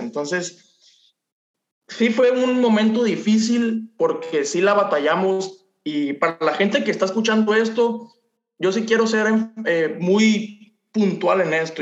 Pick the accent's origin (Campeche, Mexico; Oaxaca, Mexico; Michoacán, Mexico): Campeche, Mexico; Ciudad del Carmen; moved away as an adult; now in Mazatlán, Mexico; prácticamente yo crecí en Ciudad del Carmen, Campeche, fue donde nos conocimos y tengo un año que me regresé para acá, para Mazatlán, el lugar donde, nací